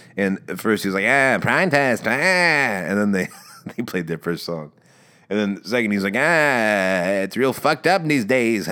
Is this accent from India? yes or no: no; Maryland, United States; accent: Maryland; moved away; I've also been going home to Maryland.